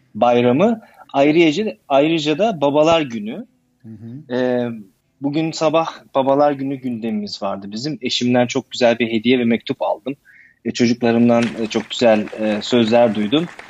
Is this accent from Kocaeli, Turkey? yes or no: no; İzmir, Turkey; moved away as an adult; now in Berlin, Germany; ben 1980 yılında İzmir'de doğdum. Aslen İzmirliyim.